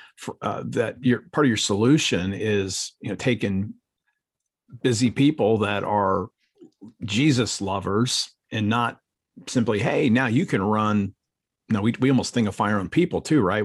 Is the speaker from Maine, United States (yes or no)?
no; Akron, Ohio, United States; I'm from Akron, Ohio